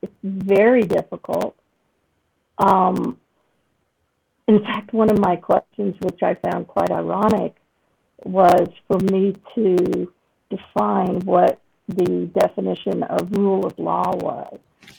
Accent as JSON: {"language": "English", "country": "United Kingdom", "moved": "yes", "lives_now": "United States", "said": "though you can't tell by my accent, I've lived in the States well over four decades. I'm originally a citizen of Great Britain."}